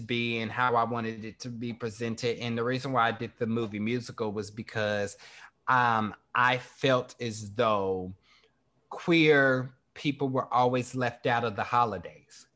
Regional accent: Kansas City, Kansas, United States; moved away; growing up in Kansas

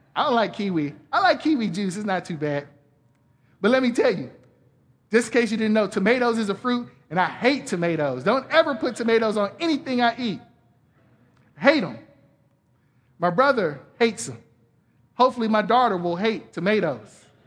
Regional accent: Atlanta, Georgia, United States; moved away; I'm from Atlanta originally

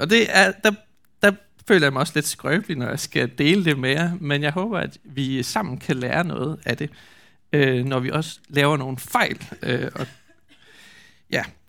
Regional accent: Skjern, Central Denmark Region, Denmark; hvor jeg kommer fra i Skjern

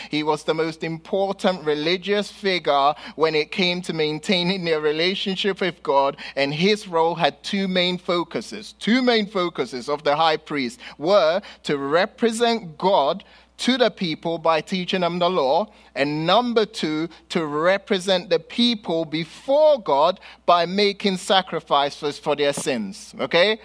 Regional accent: London, United Kingdom; moved away; growing up in London and here

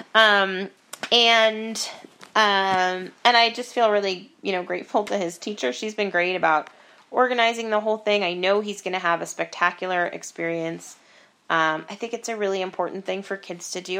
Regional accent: Estes Park, Colorado, United States; in Estes Park, which is is my hometown

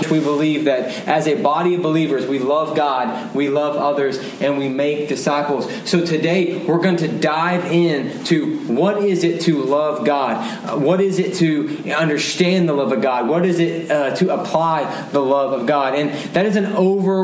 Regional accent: Dallas, Texas, United States; I was born and raised in Dallas. I love my city. I am a homer

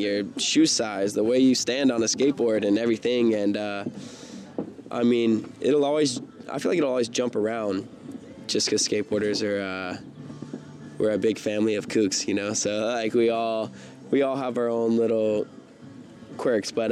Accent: Simpsonville, South Carolina, United States; now in San Diego, United States; where I grew up in Simpsonville, South Carolina

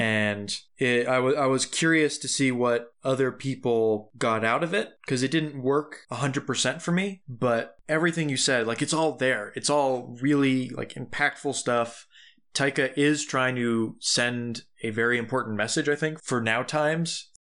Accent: Tucson, Arizona, United States; moved away; Tucson, my home, my hometown

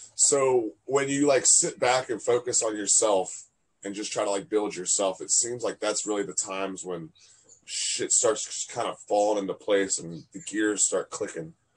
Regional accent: Fredericksburg, Virginia, United States; I'm in Virginia. My hometown, Fredericksburg

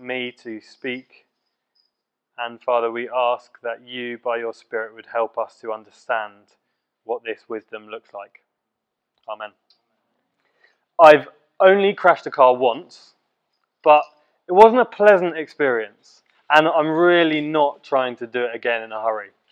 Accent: Letchworth, East of England, United Kingdom; Letchworth, my hometown, and Baldock, um, the town of my school

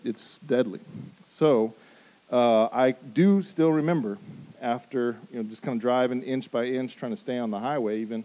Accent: Denver, Colorado, United States; moved away; I grew up in Denver, Colorado

